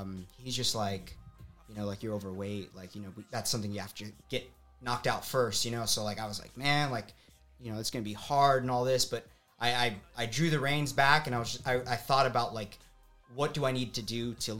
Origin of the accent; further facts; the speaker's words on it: Tucson, Arizona, United States; Born and raised in Tucson, Arizona